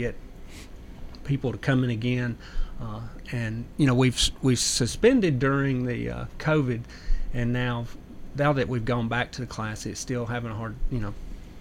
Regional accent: near Memphis, Tennessee, United States; now in Murfreesboro, United States; I grew up near Memphis

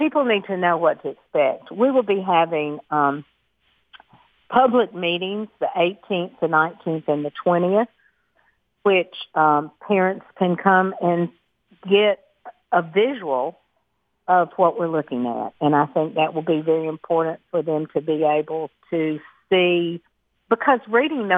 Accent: Murfreesboro, Tennessee, United States; I was educated here. I am from Murfreesboro. My family actually still lives on a farm that we have owned since 1842

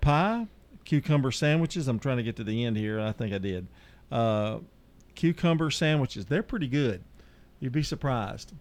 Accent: the South, United States; I'm a Southerner

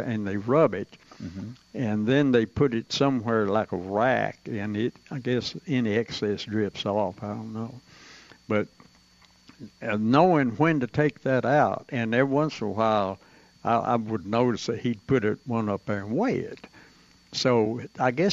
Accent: Tullahoma, Tennessee, United States; I was born in Tullahoma.

